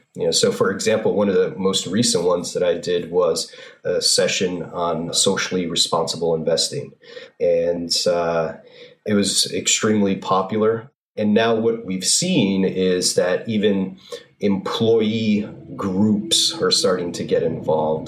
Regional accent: North Haven, Connecticut, United States; I grew up in North Haven.

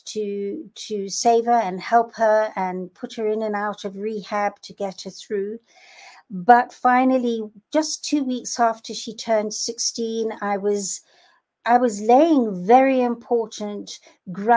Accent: Kenya; I'm from Kenya

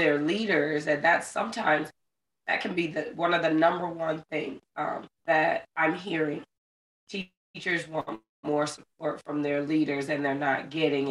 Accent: Florida, United States; moved away as an adult; I ended up being fortunate enough to get a contract coming back to my home state of Florida.

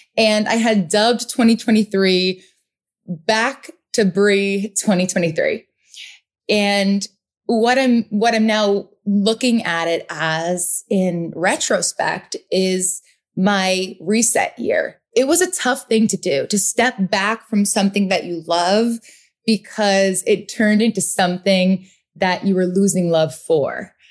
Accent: Rhode Island, United States; also born or lived in Boston; now in New York City, United States; I am from the Northeast, born and raised in Rhode Island, lived in Boston, now New York City

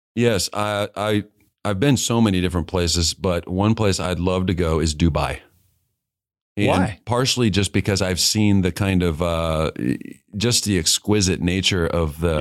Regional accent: Kansas City, Missouri, United States; I grew up in Kansas City and yeah. um, moved there when I was in fourth grade

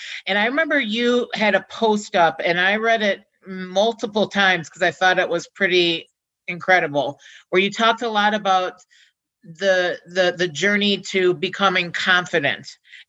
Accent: Midwest, United States; I'm from the Midwest, mm-hmm. They say pop.

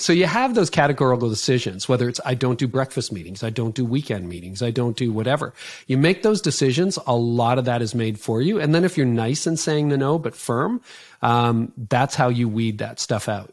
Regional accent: Canada; I'm Canadian

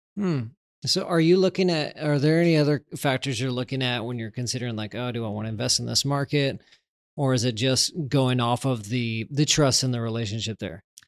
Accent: Texas, United States; I'm from Texas

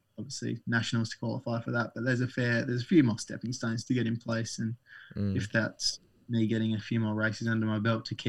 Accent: Australia

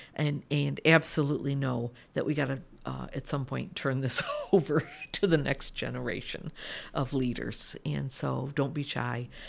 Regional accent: United States; moved away as an adult; moved back to my home country, which is the United States

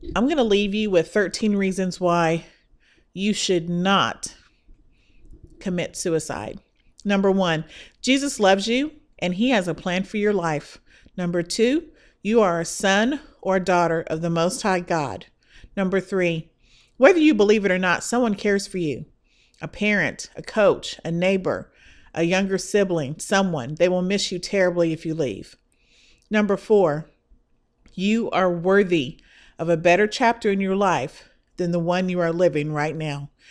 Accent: Midwest, United States; now in Texas, United States; I am a girl from the Midwest

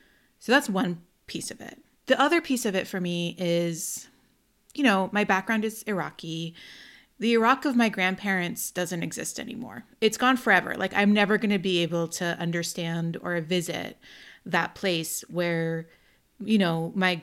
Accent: United States; born there; I don't speak Arabic. I was born in the United States, right?

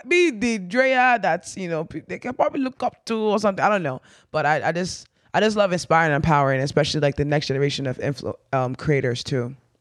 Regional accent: Nigeria; moved away; being proudly Nigerian

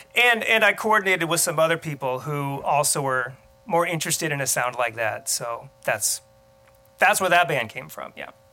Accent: Muscatine, Iowa, United States; moved away as an adult; also born or lived in Colorado Springs; I grew up in Muscatine

